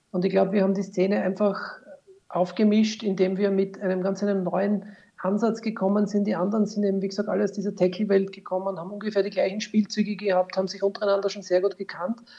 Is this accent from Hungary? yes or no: no; Styria, Austria; allerdings keiner in der Steiermark, wo ich her bin